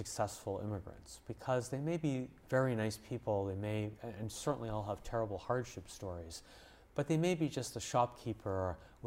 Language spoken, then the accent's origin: English; Montreal, Quebec, Canada; moved away; I grew up in Montreal in Canada